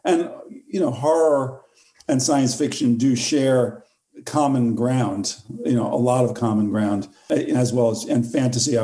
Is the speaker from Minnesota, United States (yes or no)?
no; Port Washington, New York, United States; also born or lived in Queens, New York City; I grew up in the New York area